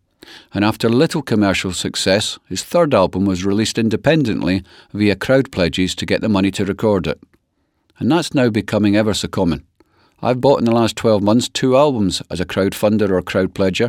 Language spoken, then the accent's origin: English; Dunfermline, Scotland, United Kingdom; home to Dunfermline Athletic, my hometown team.